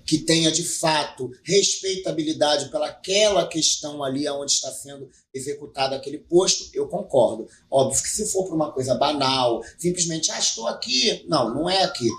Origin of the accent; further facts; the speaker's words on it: Rio de Janeiro, Brazil; eu sou cria do Complexo do Lins